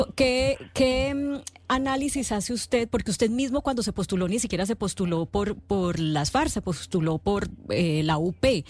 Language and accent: Spanish; Colombia; cuando uno está como aburrido de pensar como colombiano